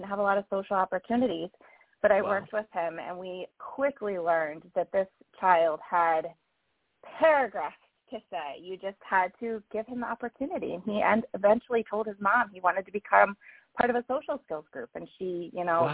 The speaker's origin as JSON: {"language": "English", "region": "Pennsylvania", "country": "United States", "said": "my home state of PA"}